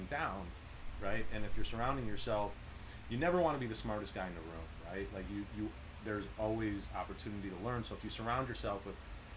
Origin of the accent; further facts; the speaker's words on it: Chicago, Illinois, United States; moved away as an adult; also born or lived in Dana Point, Orange County, California; now in Orange County, United States; I grew up in Chicago, and like, I left when I was 32. I moved out to like Orange County, Dana Point